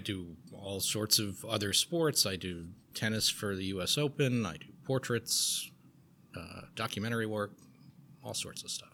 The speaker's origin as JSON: {"language": "English", "town": "Garden City", "region": "New York", "country": "United States", "tie": "born or raised there", "said": "I grew up on Long Island, a town called Garden City"}